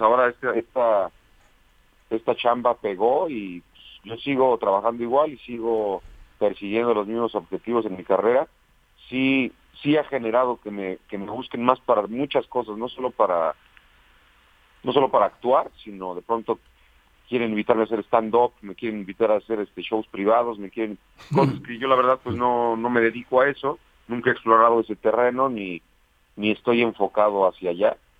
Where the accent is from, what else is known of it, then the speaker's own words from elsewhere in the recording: Toluca, State of Mexico, Mexico; moved away as an adult; now in Mexico City, Mexico; Yo nací en Toluca, Estado de México. En Toluca. Y ahí, ahí crecí hasta los 18 años que me vine para la Ciudad de México